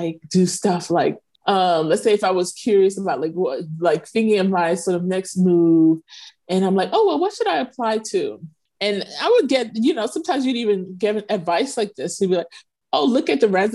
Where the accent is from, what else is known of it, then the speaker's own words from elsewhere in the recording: New York City, New York, United States; moved away as an adult; also born or lived in Philadelphia / Galveston, Texas / North Carolina; now in Egypt; I'm actually from New York. I'm actually from Brooklyn